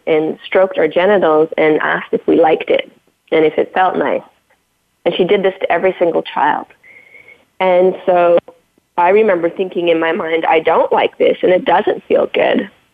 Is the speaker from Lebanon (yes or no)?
no; Canada; I was brought up on First Nation reservations in Canada.